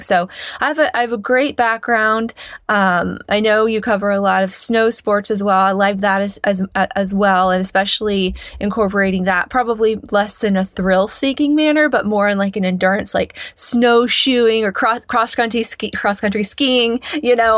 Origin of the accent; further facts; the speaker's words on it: Kansas, United States; I grew up in Kansas